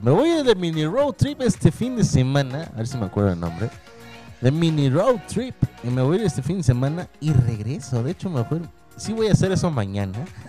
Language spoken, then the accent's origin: Spanish; Tampico, Tamaulipas, Mexico; moved away; cuando voy de vacaciones allá a mi tierra, en Tampico, Tamaulipas